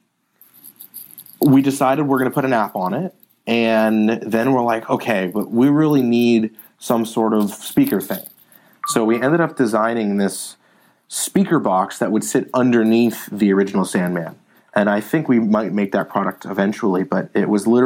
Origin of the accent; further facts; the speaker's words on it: Palo Alto, California, United States; I grew up in Palo Alto, born and raised in Palo Alto.